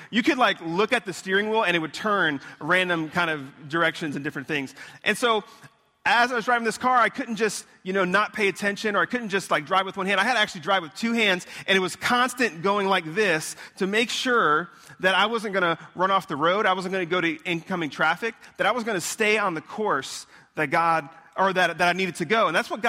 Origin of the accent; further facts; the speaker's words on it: Florida, United States; also born or lived in Long Island, New York; I was born in Long Island. I moved down here in Florida when I was 10. So I feel like I'm a Floridian, not a New Yorkian, if that's a word.